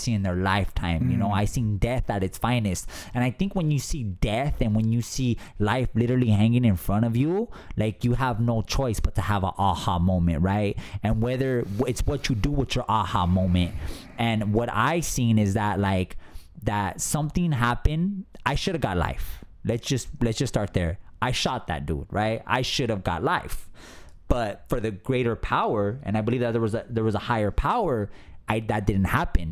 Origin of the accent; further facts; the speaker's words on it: Los Angeles, California, United States; Growing up in an abusive alcoholic gang territory, right? Drugs from my mother's boyfriends, and just having a traumatic childhood, right? And so by 13 years old, I'm from East Los Angeles